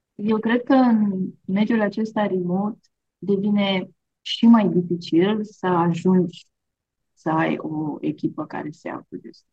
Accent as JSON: {"language": "Romanian", "country": "Romania", "said": "Noi, de exemplu, România, suntem un popor"}